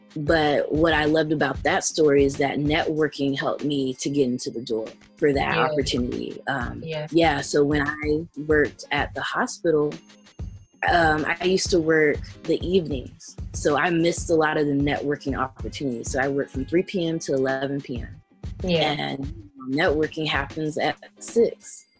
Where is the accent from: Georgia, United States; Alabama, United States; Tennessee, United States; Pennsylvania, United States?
Tennessee, United States; So I'm from the South. Um, I'm from Tennessee, and I grew up in this military town.